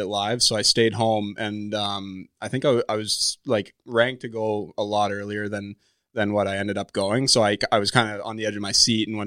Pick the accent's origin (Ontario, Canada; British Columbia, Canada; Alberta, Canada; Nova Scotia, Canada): Alberta, Canada; Calgary; Well, I actually didn't grow up a, a Flames fan. I grew up a, a Penguins fan.